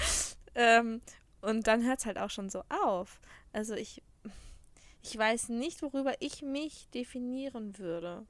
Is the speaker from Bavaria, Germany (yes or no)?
yes; Würzburg, Bavaria, Germany; moved away as an adult; also born or lived in Rhineland-Palatinate; now in Munich, Germany; ich bin ja in der Rheinland-Pfalz geboren. Ja. Und bin mit sechs Jahren nach Würzburg gezogen